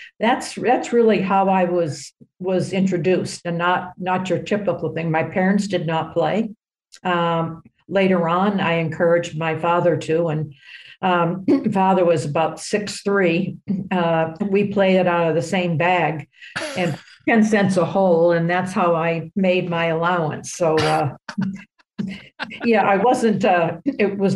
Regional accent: Portsmouth, New Hampshire, United States; also born or lived in Boston, Massachusetts; now in Florida, United States; I grew up in New Hampshire, which is not exactly a hotbed for golf

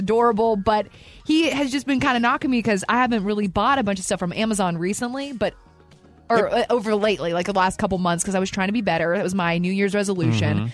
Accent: New Market, Alabama, United States; moved away; growing up in Alabama, Newmarket, Alabama, literally population 1,200

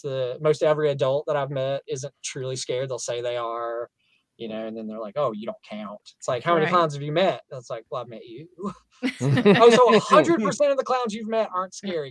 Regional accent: the South, Southern United States, United States; accent: southern; my southern accent

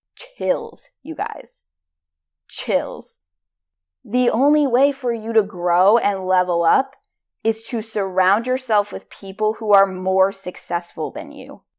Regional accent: Rhode Island, United States; I am from Rhode Island

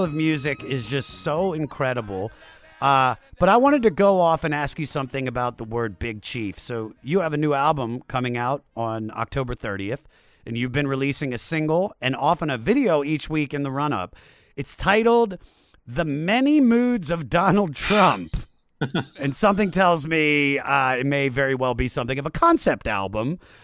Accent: Washington, District of Columbia, United States; I'm from Washington D.C.

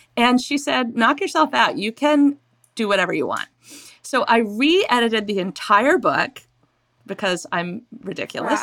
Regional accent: Maine, United States; also born or lived in England; I grew up in Maine. I was born in England.

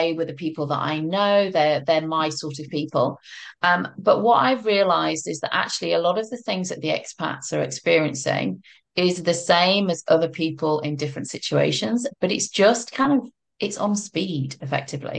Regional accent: United Kingdom; moved away as an adult; now in France; my background is I'm British

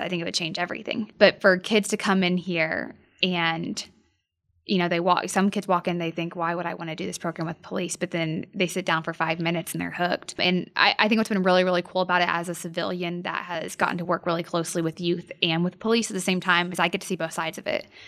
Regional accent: Norman, Oklahoma, United States; also born or lived in Edmond, Oklahoma; I grew up in Norman, Oklahoma

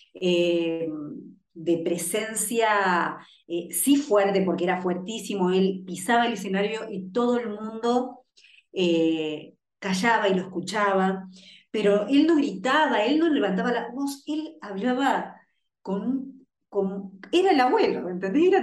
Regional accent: Rosario, Santa Fe, Argentina; Yo soy nací en una ciudad en Rosario que es, creo que el barrio más peligroso de la ciudad de Rosario.

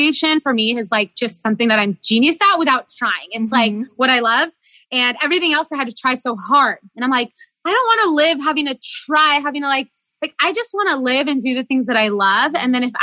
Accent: San Diego, California, United States; first language Portuguese; English is a second language; also born or lived in Chicago; now in San Diego, United States; I was born here in San Diego. My first language is Portuguese

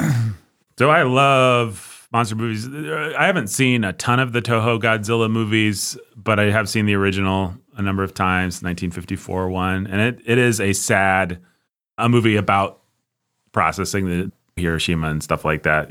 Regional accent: United States; I, as an American citizen

